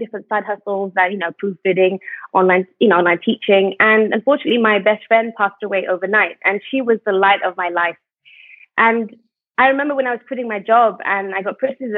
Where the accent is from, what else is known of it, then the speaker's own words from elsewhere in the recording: United Kingdom; moved away as an adult; now in Malaysia; I'm originally British, but I moved to Malaysia